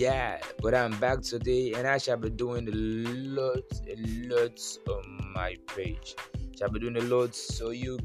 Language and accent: English; Nigeria; I'm a Nigerian